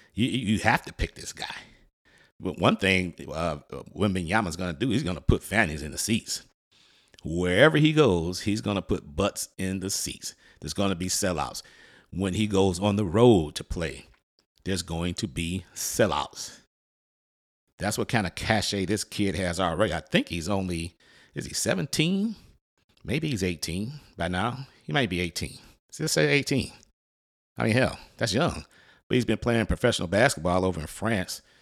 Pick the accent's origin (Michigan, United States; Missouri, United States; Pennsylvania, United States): Michigan, United States; Detroit; now in Florida, United States; Now, I'm originally from Detroit and I live in Florida now, but I'm from Detroit, so I still love the Motor City.